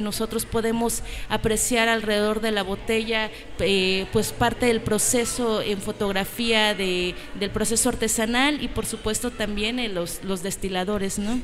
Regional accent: Oaxaca, Mexico; Somos tres familias oaxaqueñas distribuyendo en la Ciudad de México.

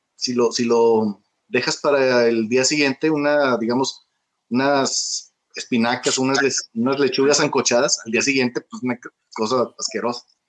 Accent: Monterrey, Nuevo León, Mexico; moved away as an adult; now in China; yo crecí en los 70 en Monterrey

